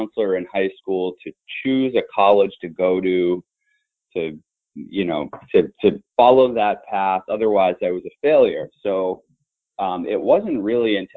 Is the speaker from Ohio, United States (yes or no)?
no; Shrewsbury, Massachusetts, United States; I went to public schools in Shrewsbury, Massachusetts